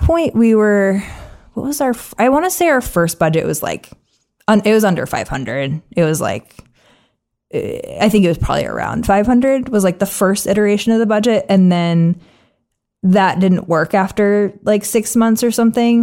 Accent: New England, United States; I'm from New England

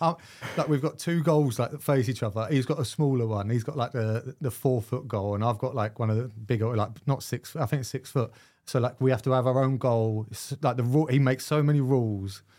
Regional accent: London, United Kingdom; moved away; also born or lived in Scotland; I grew up in London, but I couldn't wait to leave

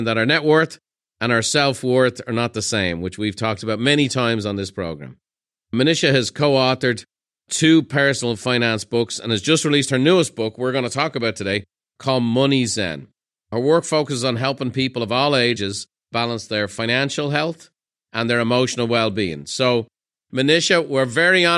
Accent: Ireland; I grew up in Ireland

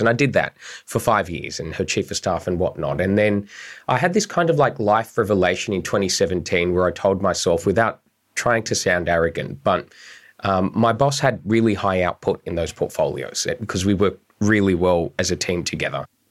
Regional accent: Bankstown, New South Wales, Australia; I'm a political operative. I'm from Bankstown

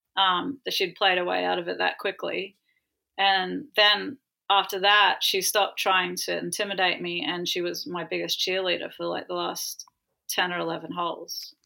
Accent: Ayr, Queensland, Australia; growing up in Australia

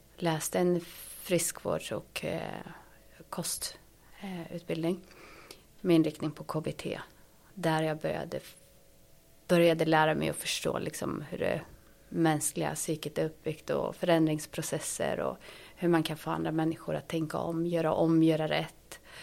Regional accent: Sweden; moved away as an adult; also born or lived in Ethiopia; jag är ju svensk

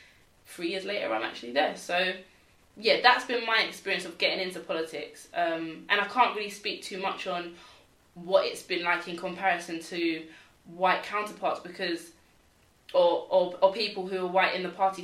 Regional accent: London, United Kingdom; I'm from London, East London

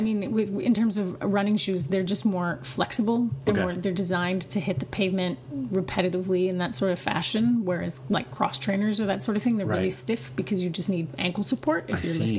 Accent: Vancouver, British Columbia, Canada; also born or lived in Ontario; now in Montreal, Canada; Yeah, I'm from Vancouver, yeah.

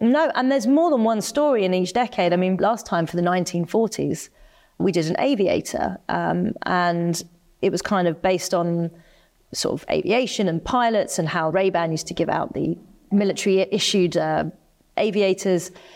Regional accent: United Kingdom; I'm staunchly British. I'd never live anywhere else, you know, I, I love being a Brit

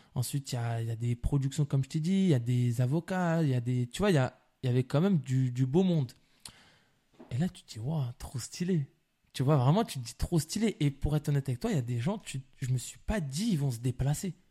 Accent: La Courneuve, Île-de-France, France; je suis de la Courneuve

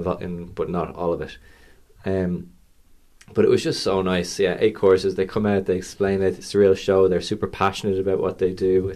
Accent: Dublin, Leinster, Ireland; Growing up here

